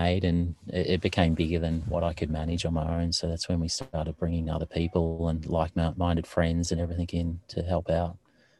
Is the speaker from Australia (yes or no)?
yes; Victoria, Australia; I grew up on a farm down in Victoria, just near Bells Beach. So I grew up just on a family farm, like a fairly large one, mostly with dairy cows and on it. And it was just near the coast.